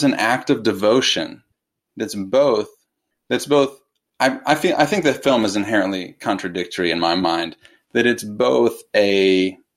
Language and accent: English; United States; I, as an American